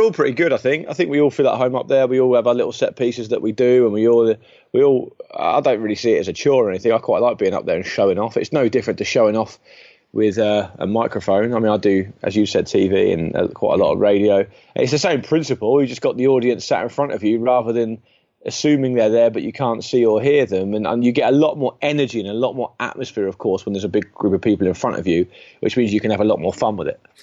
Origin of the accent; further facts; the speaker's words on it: Portsmouth, South East England, United Kingdom; moved away; I don't pop down to my hometown under cover of darkness